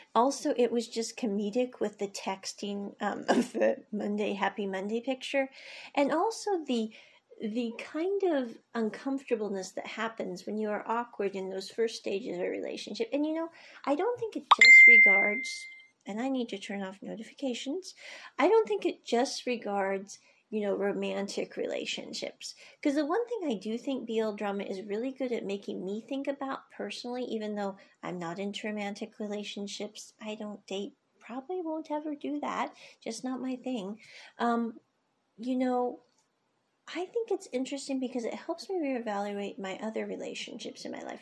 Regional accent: United States; I grew up in the States

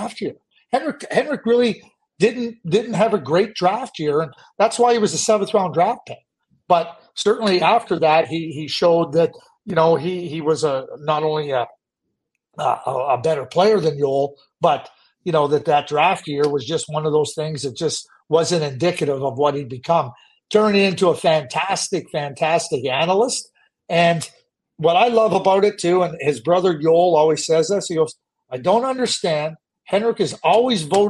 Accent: Montreal, Quebec, Canada; growing up in Pierrefonds

